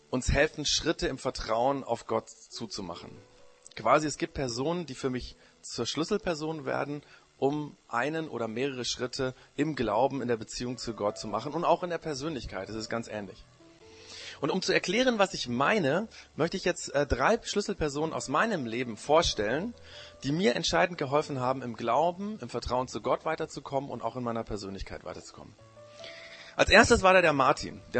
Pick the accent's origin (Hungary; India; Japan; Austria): Japan; now in Germany; Das Problem war nur, in dem Land, wo ich aufgewachsen bin, war ich auch der Ausländer. Da wurde ich immer Gaijin genannt. Das ist der japanische, das japanische Schimpfwort für Ausländer.